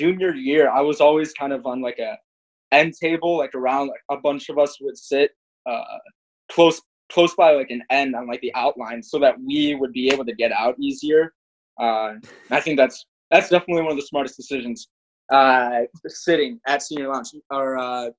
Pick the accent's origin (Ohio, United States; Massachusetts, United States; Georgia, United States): Ohio, United States; Parma; on that border of Parma and Parma Heights, my hometown